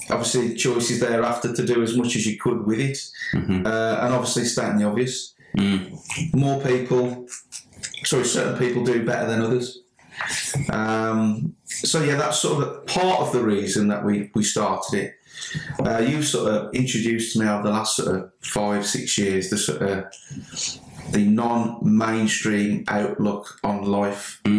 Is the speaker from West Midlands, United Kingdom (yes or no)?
yes; Sedgley, West Midlands, United Kingdom; I'm actually from Sedgley